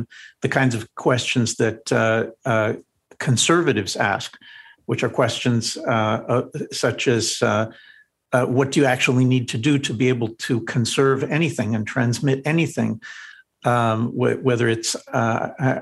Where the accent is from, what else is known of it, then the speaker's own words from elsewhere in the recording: New Jersey, United States; I studied in high school growing up in New Jersey